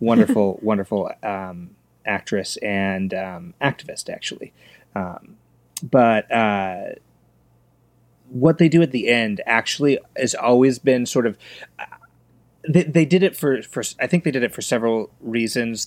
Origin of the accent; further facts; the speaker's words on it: Los Angeles, California, United States; grew up in Los Angeles